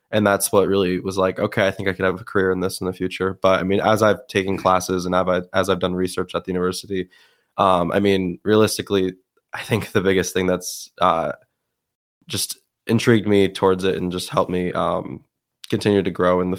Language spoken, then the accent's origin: English; Westmoreland, New York, United States; also born or lived in Syracuse, New York / Hudson Falls, New York / Watertown, New York; I also moved from there to Watertown, but then uh, I lived the majority of my life in um, Westmoreland or Rome, New York.